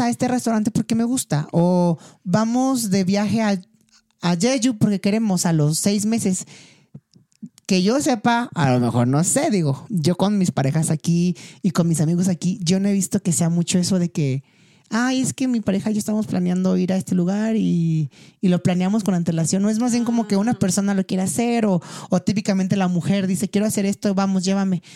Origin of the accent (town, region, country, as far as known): Mexico; moved away as an adult; also born or lived in South Korea / China